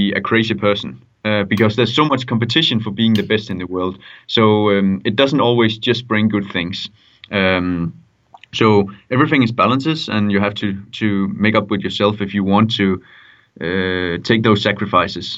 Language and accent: English; Denmark; moved away; I come from Denmark.